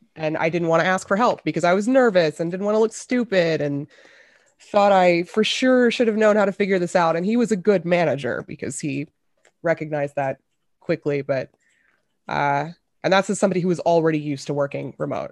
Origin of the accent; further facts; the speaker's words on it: Memphis, Tennessee, United States; now in Seattle, United States; I grew up in Memphis